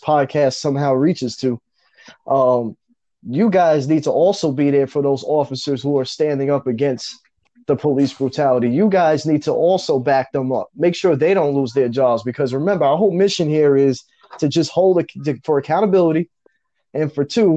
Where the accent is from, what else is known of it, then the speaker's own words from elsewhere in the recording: New York, United States; I'm from New York